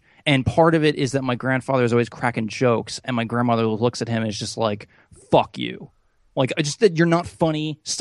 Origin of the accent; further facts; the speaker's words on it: United States; I'm an American